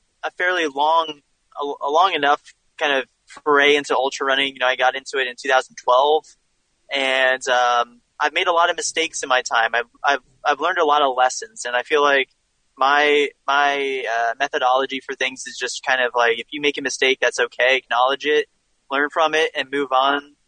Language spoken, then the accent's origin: English; near Princeton, New Jersey, United States; I grew up kind of near Princeton, New Jersey kind of area